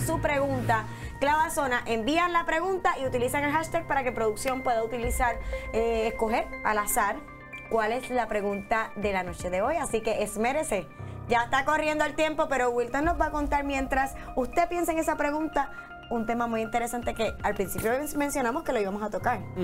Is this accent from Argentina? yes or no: no; Puerto Rico; estamos tan atrás Puerto Rico del resto del mundo